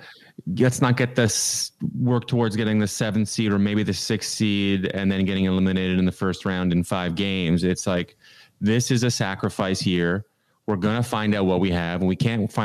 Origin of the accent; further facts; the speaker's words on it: Canada; now in United States; I live in America, I'm Canadian